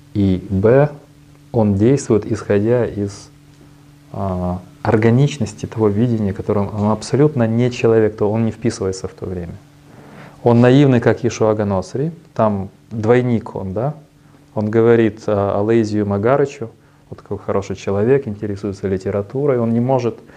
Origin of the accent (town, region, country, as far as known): Kyiv, Ukraine